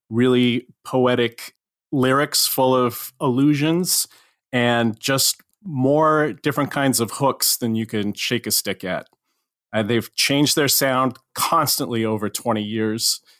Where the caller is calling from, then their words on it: New York City, New York, United States; I'm calling you from Upper Manhattan in New York City.